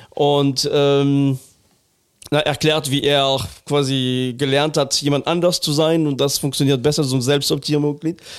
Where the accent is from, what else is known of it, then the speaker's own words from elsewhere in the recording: Northern Germany, Germany; now in Cologne, Germany; Ich bin Norddeutscher.